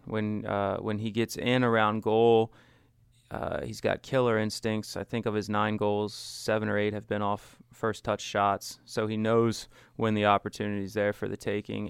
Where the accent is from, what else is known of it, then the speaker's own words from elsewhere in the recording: Washington County, Maryland, United States; I grew up in, um, Washington County